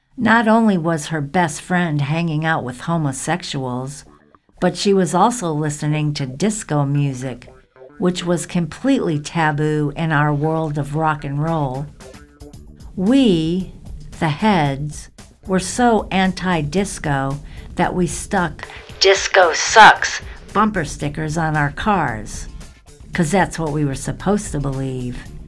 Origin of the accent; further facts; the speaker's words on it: the South, United States; moved away; growing up hippie, surviving the South, and getting the hell out